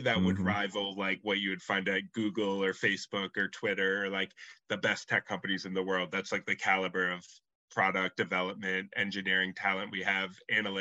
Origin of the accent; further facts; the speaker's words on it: New Hampshire, United States; moved away as an adult; also born or lived in Lowell, Massachusetts; now in Massachusetts, United States; I grew up in New Hampshire, but ever since college, I've lived in Mass.